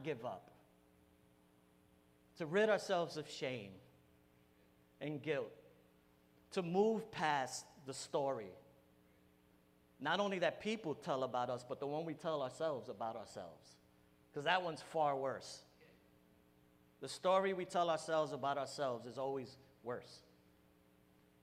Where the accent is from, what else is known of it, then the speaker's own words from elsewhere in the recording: New York City, New York, United States; I'm Puerto Rican, I'm from New York. I hung out in bodegas my whole life